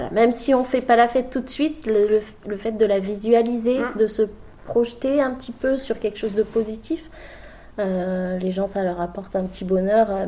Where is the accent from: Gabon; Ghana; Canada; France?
Gabon; Libreville, Estuaire; moi je suis née au Gabon, à Libreville. Euh, c'est pile poil sur l'équateur, au euh, bord de mer. J'ai grandi avec l'océan à, 20 mètres de mon balcon.